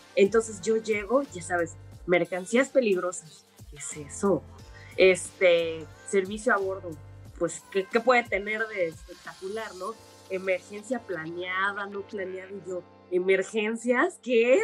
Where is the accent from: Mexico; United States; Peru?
Mexico; Mérida, Yucatán; soy originaria de Mérida, Yucatán